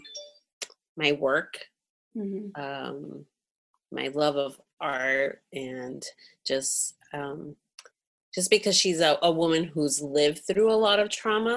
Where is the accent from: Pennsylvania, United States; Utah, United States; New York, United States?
New York, United States; New York City; also born or lived in Cuba; I'm both of Spanish and African descent, and I'm from Brooklyn